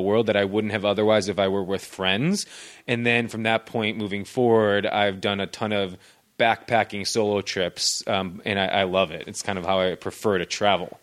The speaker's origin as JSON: {"language": "English", "town": "Naperville", "region": "Illinois", "country": "United States", "tie": "born or raised there", "also_born_or_lived": "Boston", "moved": "as an adult", "lives_now": "Los Angeles, United States", "said": "I'm originally from Naperville, Illinois."}